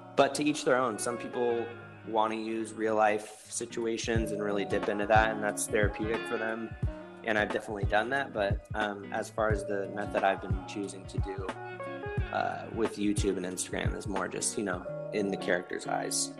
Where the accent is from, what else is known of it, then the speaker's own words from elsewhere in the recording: Northern California, United States; I'm from Northern California where there's a lot of like broy people